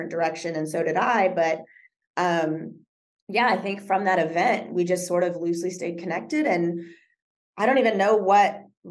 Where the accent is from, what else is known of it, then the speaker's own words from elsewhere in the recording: Texas, United States; I'm from Texas